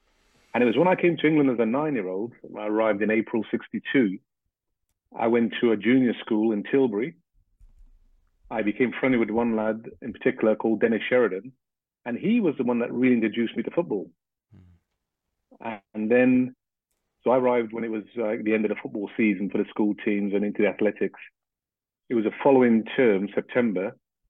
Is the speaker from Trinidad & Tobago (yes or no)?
yes; Port of Spain, Trinidad & Tobago; moved away; also born or lived in Grenada; I was six when I left to come to Trinidad. And what I remember in Trinidad was we lived in one of the suburbs in Port of Spain, the capital of Trinidad.